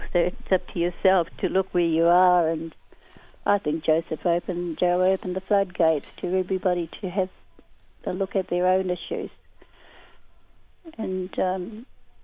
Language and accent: English; Auckland, New Zealand; I'm from Ngāti Whātua Ōrākei